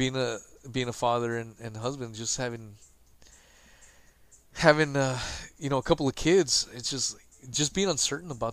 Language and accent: English; United States; being an American myself